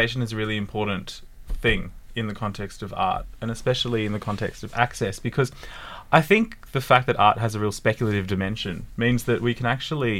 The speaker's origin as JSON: {"language": "English", "town": "Sydney", "region": "New South Wales", "country": "Australia", "tie": "born or raised there", "said": "I grew up in Western Sydney"}